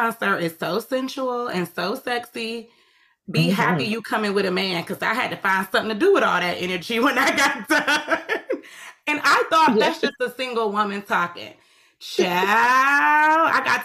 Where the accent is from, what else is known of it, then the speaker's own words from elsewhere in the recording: Atlanta, Georgia, United States; I'm from Atlanta